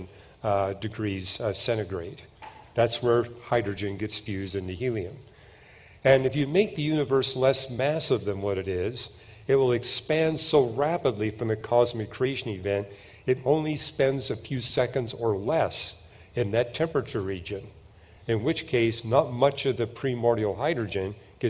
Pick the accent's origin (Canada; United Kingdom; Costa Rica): Canada; I'm from Canada